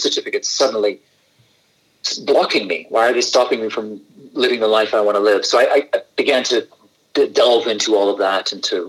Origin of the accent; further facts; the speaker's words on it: Canada; moved away; also born or lived in Scotland / Edinburgh / Brazil / Buenos Aires, Argentina; I was brought up in Canada, so I was born in Scotland